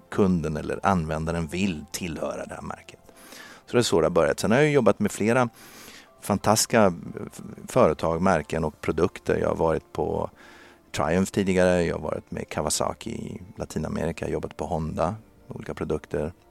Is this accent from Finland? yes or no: no; Brazil; now in Sweden; jag var uppvuxen i Brasilien och där körde jag motorcykel